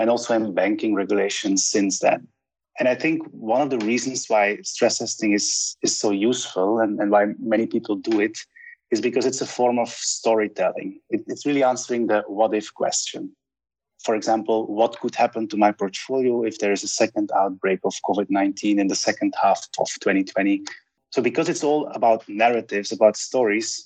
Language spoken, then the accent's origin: English; Sint-Truiden, Flanders, Belgium; now in Budapest, Hungary; my hometown, Sint-Truiden